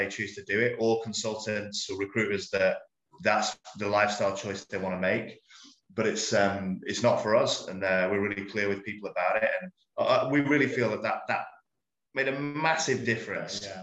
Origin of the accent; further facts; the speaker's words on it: Lytham St Anne's, North West England, United Kingdom; accent: northern twang; moved away as an adult; also born or lived in Manchester; now in Tokyo, Japan; I'm from a place called Lytham St Anne's near Blackpool.